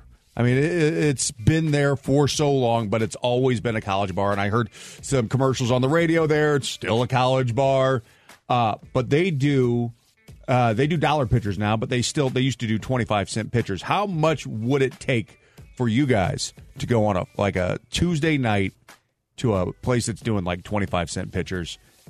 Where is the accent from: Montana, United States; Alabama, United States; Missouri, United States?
Missouri, United States; St. Louis; moved away; I'm from St. Louis